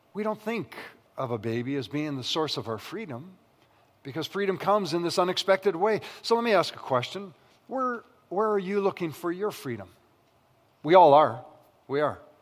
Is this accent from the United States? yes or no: no; Western Canada, Canada; I grew up in the West